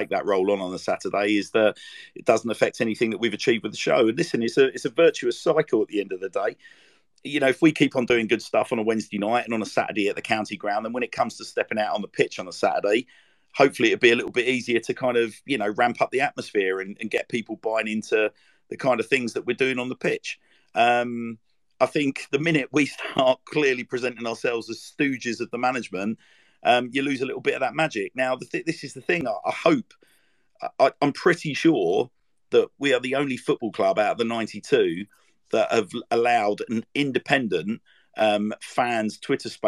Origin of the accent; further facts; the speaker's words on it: London, United Kingdom; moved away; I'm from Lewisham.